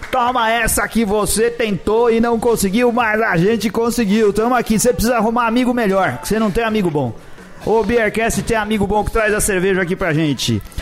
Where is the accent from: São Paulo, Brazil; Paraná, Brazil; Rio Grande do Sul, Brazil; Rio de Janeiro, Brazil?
São Paulo, Brazil; São Paulo. Daqui de São Paulo, de que bairro? Daqui do. Bom, da Pompeia, né?